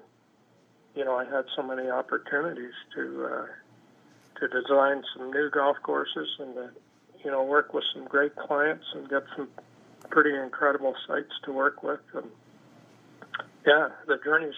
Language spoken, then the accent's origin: English; Canada; being a Canadian, working in a foreign country